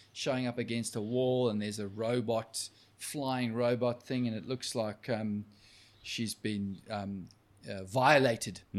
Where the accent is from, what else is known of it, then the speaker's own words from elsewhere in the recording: South Africa; moved away; I was from South Africa